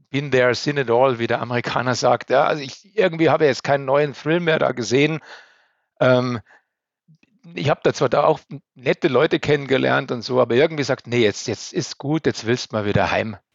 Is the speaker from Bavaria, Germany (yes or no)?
yes; Bavaria, Germany; ich bin so, sehr verwurzelter Mensch, ich bin unheimlich gern bei uns in Oberbayern und äh, ähm, ich liebe meine Heimat